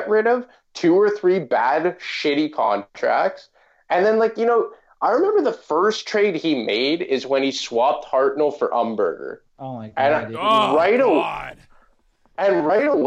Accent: Canada; I'm Canadian

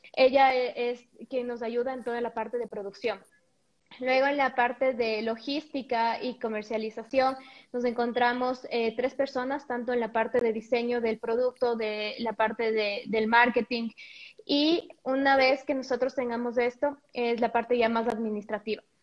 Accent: Ecuador; moved away as an adult; also born or lived in Mexico; el regresar después de cinco años de vivir completamente en otro país, crear tu ecosistema ya, tus redes de contacto, volver a Ecuador

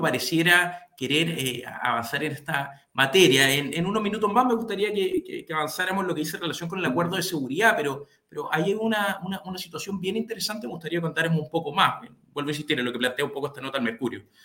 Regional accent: Chile; como chilenos y chilenas

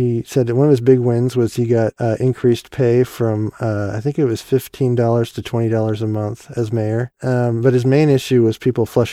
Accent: Cedar Rapids, Iowa, United States; also born or lived in Brandon, Iowa; we grew up in Cedar Rapids, which is a pretty big city

